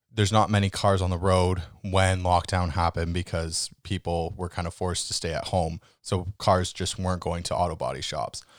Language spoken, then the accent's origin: English; Canada; we're Canadian